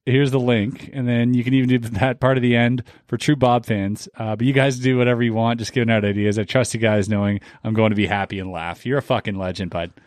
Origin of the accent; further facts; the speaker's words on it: Canada; I'm Canadian